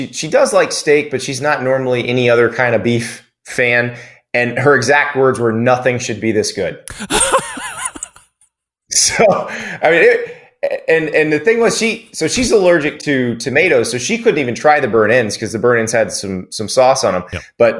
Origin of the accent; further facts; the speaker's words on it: the South, United States; You know, I'm from the South. I'm from pulled pork country.